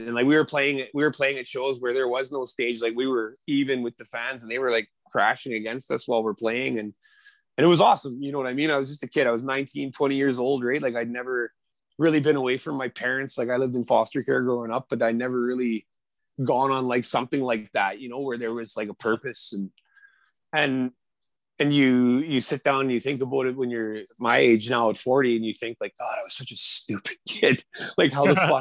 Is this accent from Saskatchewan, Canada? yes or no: yes; Saskatoon, Saskatchewan, Canada; moved away; also born or lived in Vancouver; I grew up in Saskatoon